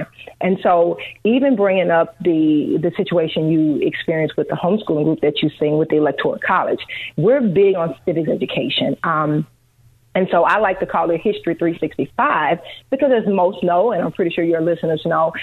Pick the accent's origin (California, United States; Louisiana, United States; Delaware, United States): Louisiana, United States; moved away as an adult; now in Chicago, United States; We're originally from Louisiana. We've been in Chicago for 12 years